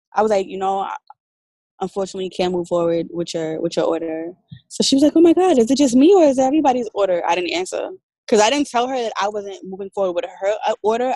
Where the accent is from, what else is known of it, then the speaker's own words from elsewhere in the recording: New York, United States; moved away as an adult; now in Atlanta, United States; I'm originally from New York and I had at that time just moved to Atlanta